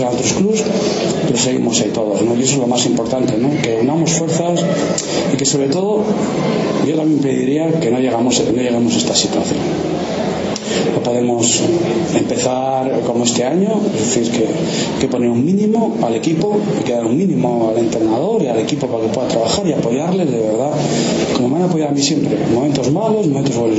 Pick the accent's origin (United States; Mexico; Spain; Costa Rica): Spain; Valladolid, Castile and León; soy de Valladolid